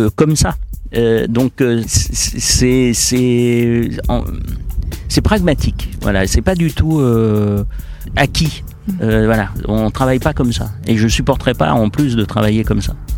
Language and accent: French; Lyon, Auvergne-Rhône-Alpes, France; je suis lyonnais